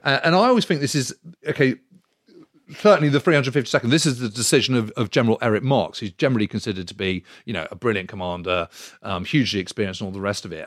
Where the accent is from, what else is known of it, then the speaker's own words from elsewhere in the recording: United Kingdom; being British